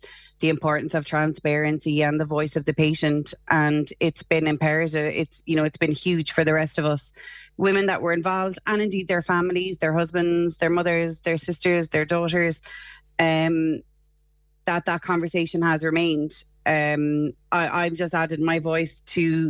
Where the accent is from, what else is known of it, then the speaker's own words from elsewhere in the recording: Ennis, Munster, Ireland; also born or lived in Cork; I'm originally from Ennis myself, and was living in Cork at the time